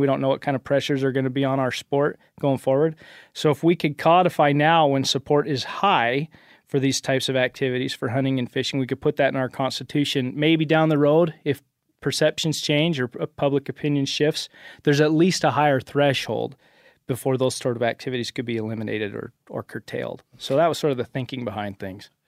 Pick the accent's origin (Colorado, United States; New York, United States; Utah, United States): Utah, United States; Cache Valley